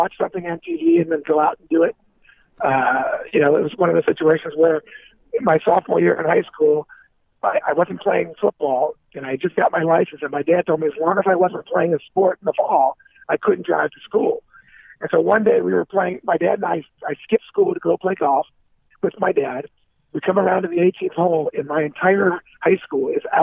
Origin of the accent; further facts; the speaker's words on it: Cincinnati, Ohio, United States; moved away as an adult; also born or lived in Cleveland, Ohio / Fort Lauderdale, Florida / New York; I was actually born in Cleveland, Ohio, Palma, for the first 6 years of my life. And I moved to Cincinnati in 1970. And I was raised in Cincinnati until I was 23 years old